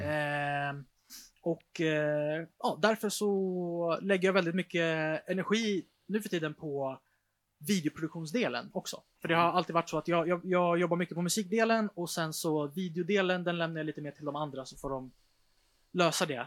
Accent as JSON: {"language": "Swedish", "town": "Stockholm", "region": "Stockholm County", "country": "Sweden", "tie": "born or raised there", "said": "där jag är uppvuxen"}